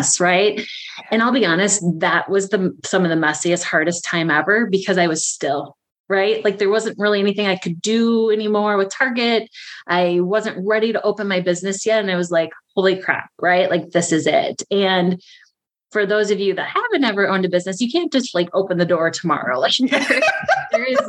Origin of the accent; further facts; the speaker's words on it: Prescott, Wisconsin, United States; I'm from Prescott, Wisconsin